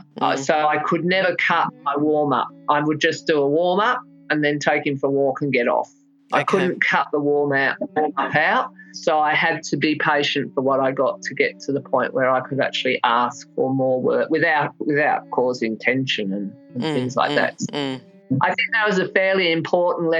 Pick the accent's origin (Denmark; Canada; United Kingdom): United Kingdom; England; also born or lived in Melbourne, Victoria, Australia; I was living in England from when I was a small child. I was born in Melbourne, but we went to England when I was 7